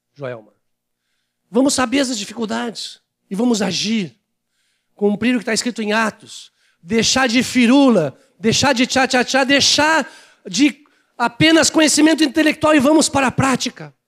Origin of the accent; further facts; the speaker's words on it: Porto Alegre, Rio Grande do Sul, Brazil; also born or lived in Salto do Jacuí; Eu vim de Salto do Jacuí, não tinha nem no mapa. Pode rir. Eu tinha vergonha dizendo: onde é que tu é? Salto do Jacuí. Mas eu vim de lá. Pequenininho. Depois cresci aqui em Porto Alegre